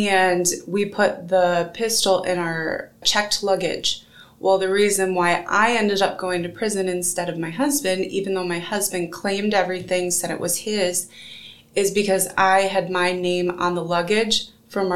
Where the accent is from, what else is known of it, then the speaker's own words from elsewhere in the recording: Michigan, United States; now in Decatur, United States; I am originally from Michigan